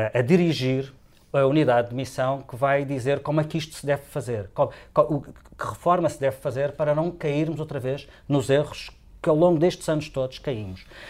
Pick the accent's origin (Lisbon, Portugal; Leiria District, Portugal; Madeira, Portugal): Madeira, Portugal